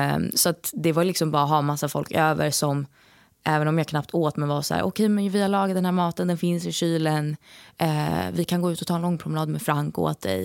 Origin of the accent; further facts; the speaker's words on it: Stockholm, Stockholm County, Sweden; moved away; nu när jag är hemma i Stockholm